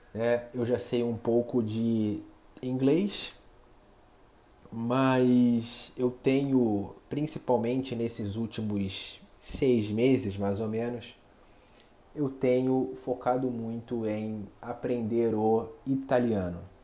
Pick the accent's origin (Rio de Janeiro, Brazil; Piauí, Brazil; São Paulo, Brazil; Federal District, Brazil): Rio de Janeiro, Brazil; eu sou nascido e criado aqui no Rio de Janeiro